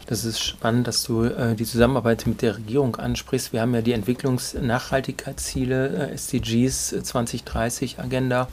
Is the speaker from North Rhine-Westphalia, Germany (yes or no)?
yes; Duisburg, North Rhine-Westphalia, Germany; wie ich gebürtiger Duisburger bist